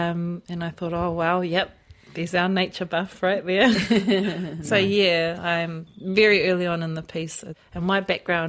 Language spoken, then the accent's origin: English; Auckland, New Zealand; also born or lived in Niue (ancestry); now in Hamilton, New Zealand; I'm from Niue, so my mum's Niue and so is my dad. So yeah, I whakapapa back to Niue, hakupu Niue, hakupu the village. Yeah, I was born in Auckland and then came down to Hamilton